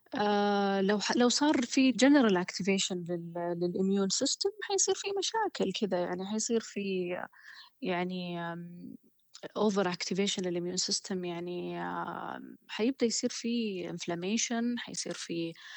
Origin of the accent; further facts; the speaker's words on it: Saudi Arabia; moved away as an adult; now in Oxford, United Kingdom; عندنا في السعوديه